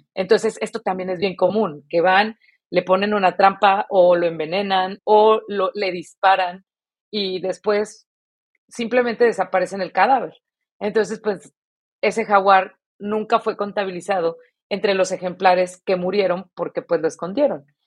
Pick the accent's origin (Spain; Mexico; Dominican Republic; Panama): Mexico; nuestra educación como mexicanos